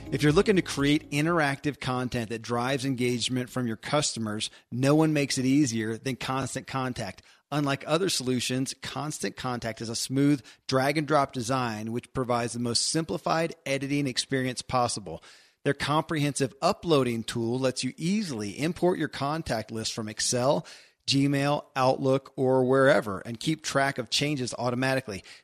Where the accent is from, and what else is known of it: Kentucky, United States; born or raised there